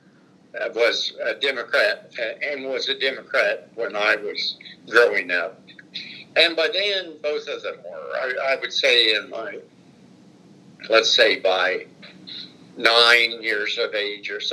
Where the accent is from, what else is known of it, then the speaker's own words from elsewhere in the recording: Anderson, Indiana, United States; We lived on the north end of Anderson in an area that actually had been a separate town at one point, North Anderson